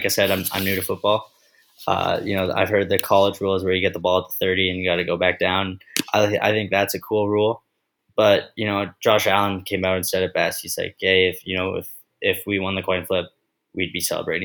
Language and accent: English; Vancouver, British Columbia, Canada; now in Texas, United States; I'm from Vancouver